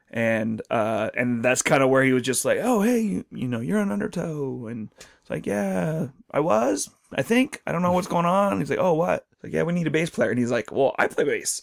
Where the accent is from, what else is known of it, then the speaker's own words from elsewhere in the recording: Snoqualmie Valley, Washington, United States; I'm from Snoqualmie Valley